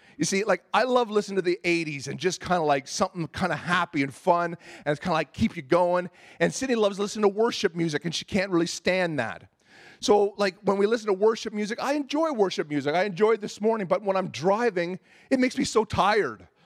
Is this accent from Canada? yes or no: yes; Ontario, Canada; moved away as an adult; I was a boy from Ontario, and I remember moving out here back when I was twenty years old